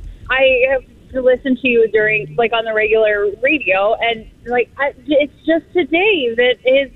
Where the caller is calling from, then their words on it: Stockton, Illinois, United States; am in Illinois. I live in Stockton, which is... I'm a couple hours like south of Chicago.